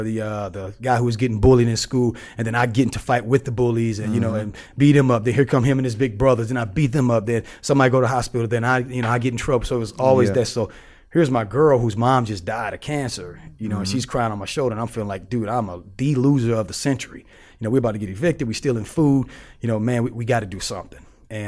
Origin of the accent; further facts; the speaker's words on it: St. Louis, Missouri, United States; You know, I'm from St. Louis. You know, St. Louis is the hood.